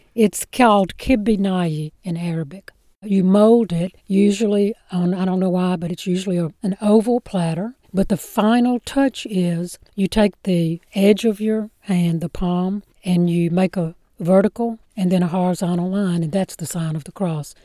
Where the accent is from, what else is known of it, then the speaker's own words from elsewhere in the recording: Clarksdale, Mississippi, United States; now in Atlanta, United States; in this little town, Clarksdale, Mississippi, 20,000 people, there would be many Lebanese people, but there were, and we sort of all lived in the same neighborhood